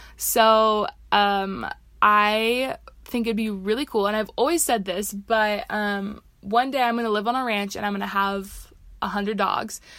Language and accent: English; Seattle, Washington, United States; moved away as an adult; now in Utah, United States; I'm originally from Seattle, Washington, but I came out to Utah to attend the University of Utah